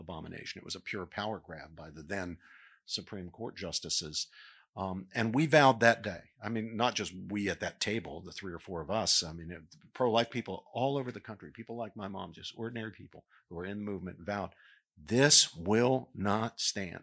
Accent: Morgantown, West Virginia, United States; moved away; working a pro-life table at West Virginia University, which was in the home, in, in my hometown.

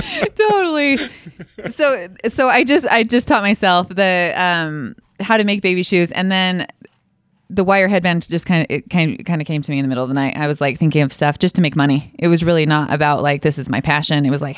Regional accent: Idaho Falls, Idaho, United States; Idaho Falls.

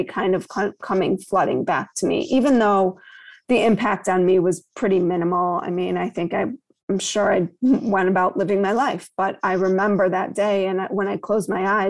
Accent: Chicago, Illinois, United States; I grew up on the North Shore of Chicago

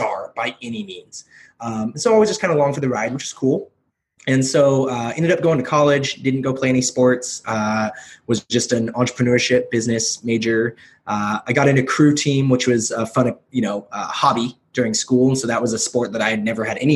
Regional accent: Kelso, Washington, United States; also born or lived in South Korea / Portland, Oregon; I grew up in like rural Washington, in Kelso, Washington

